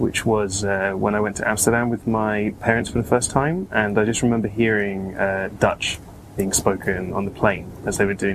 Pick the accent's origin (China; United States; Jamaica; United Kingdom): United Kingdom; London; I grew up here in London